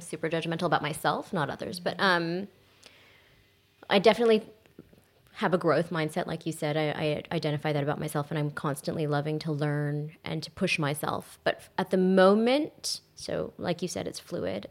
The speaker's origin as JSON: {"language": "English", "region": "Texas", "country": "United States", "tie": "born or raised there", "moved": "as an adult", "lives_now": "Australia", "said": "growing up in Texas"}